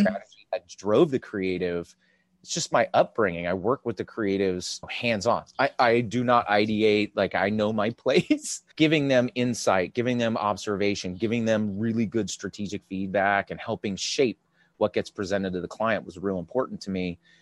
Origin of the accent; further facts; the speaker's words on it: California, United States; I was born and raised here